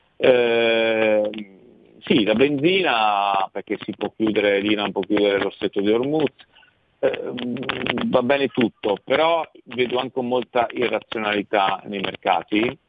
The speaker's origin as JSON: {"language": "Italian", "country": "Italy", "said": "io sono italiano"}